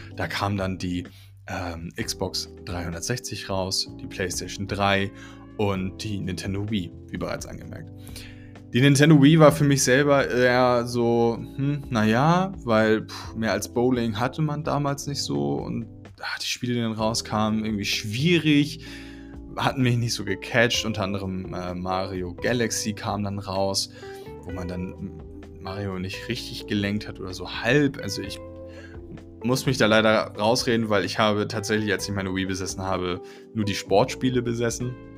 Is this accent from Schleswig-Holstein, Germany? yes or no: yes; Schleswig, Schleswig-Holstein, Germany; sind wir nach äh, Schleswig gezogen, in, in, den Norden. Und dort bin ich groß geworden